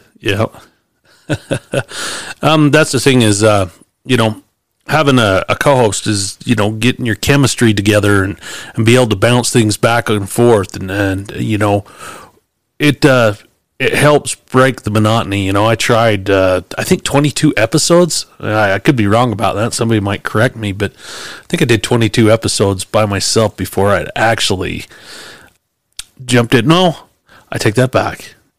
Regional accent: Salt Lake City, Utah, United States; I actually talked in the city, I came from Salt Lake.

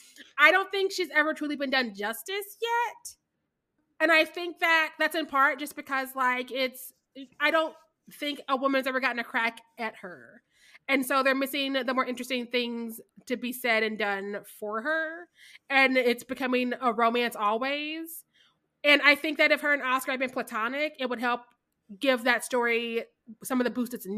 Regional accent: Midwest, United States; I'm from the Midwest and I'm drinking always.

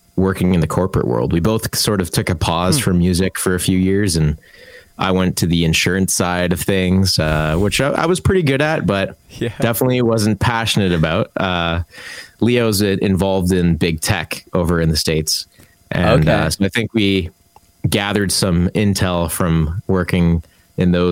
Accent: Markham, Ontario, Canada; also born or lived in Scarborough / East York, Toronto; now in Toronto, Canada; I grew up actually in the suburbs of Markham

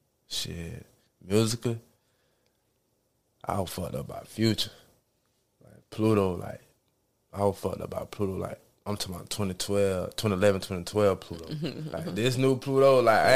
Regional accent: Jacksonville, Florida, United States; I grew up in Eureka Gardens.

